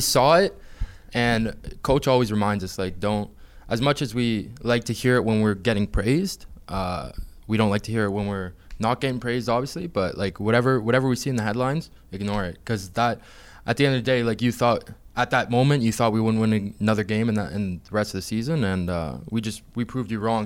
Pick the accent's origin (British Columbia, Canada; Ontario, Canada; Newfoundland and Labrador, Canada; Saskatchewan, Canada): Ontario, Canada; Hamilton; that I'm from Hamilton